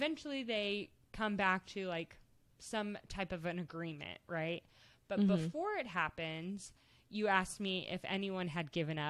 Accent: United States; growing up in the United States

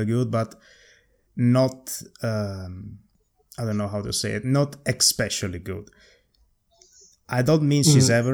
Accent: Italy; English is a second language; being Italian

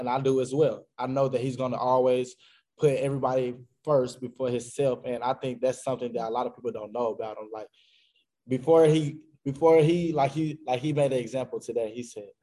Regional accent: Arkansas, United States; born or raised there

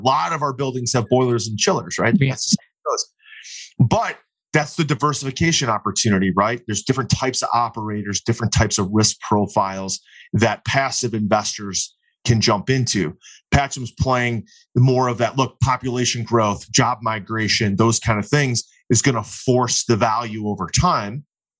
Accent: Cleveland, Ohio, United States; I'm from Cleveland, Ohio.

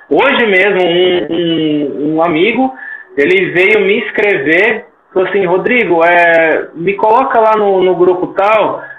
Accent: Jundiaí, São Paulo, Brazil; moved away as an adult; now in Taboão da Serra, Brazil; Hoje eu estou também morando aqui na, na, região metropolitana de São Paulo, em Taboão da Serra, e, e eu, tava, eu sou de Jundiaí

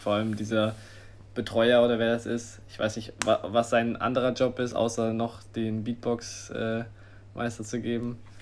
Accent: Germany; wir als Deutsche

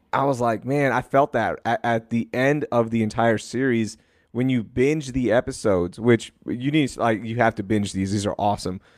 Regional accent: Sugar Land, Texas, United States; being a Pakistani kid in Sugarland

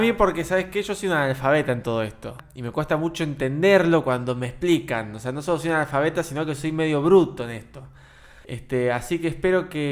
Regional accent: Argentina; como todos los argentinos

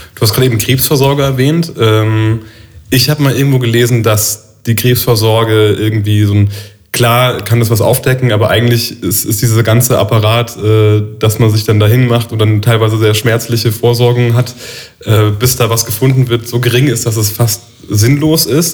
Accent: Neustadt an der Weinstraße, Rhineland-Palatinate, Germany; das ist ein Ort neben Neustadt, wo ich herkomme.

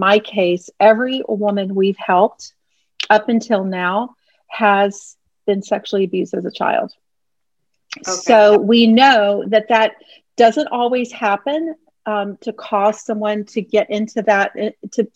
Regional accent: Houston, Texas, United States; moved away as an adult; now in the Carolinas, United States; I was born in Houston. I lived there until I was 29 years old or 28 years old

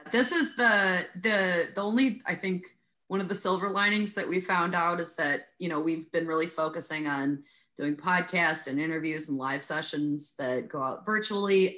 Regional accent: Wheaton, Illinois, United States; also born or lived in DeKalb, Illinois; I grew up in Wheaton

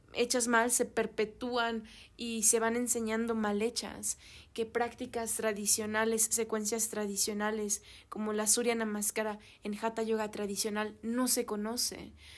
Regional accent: Mexico; also born or lived in Europe; yo soy mexicana

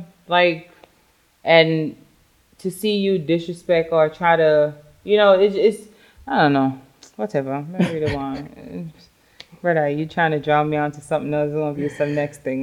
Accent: New York, United States; I'm a New Yorker. I got my attitude because I'm from New York.

